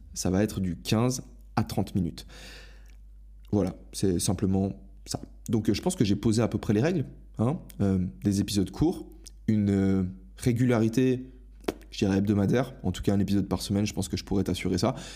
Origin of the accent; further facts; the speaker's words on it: Switzerland; moved away as an adult; j'ai quitté ma Suisse natale